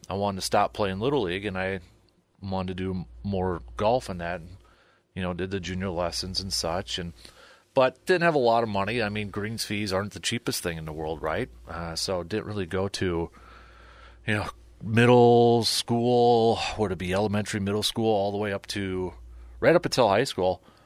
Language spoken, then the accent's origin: English; Medford, Wisconsin, United States; growing up in Medford